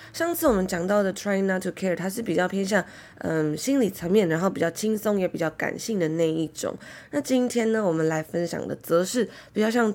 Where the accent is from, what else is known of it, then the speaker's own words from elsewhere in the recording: Taiwan; moved away as an adult; 小时候住在台湾 从小生活求学的那种感觉